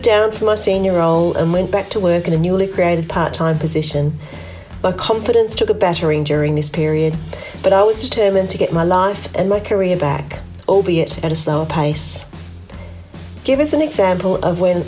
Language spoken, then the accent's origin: English; Liverpool, North West England, United Kingdom; also born or lived in Lancashire; now in Perth, Australia; was born in Liverpool and I identify as a Northern Power woman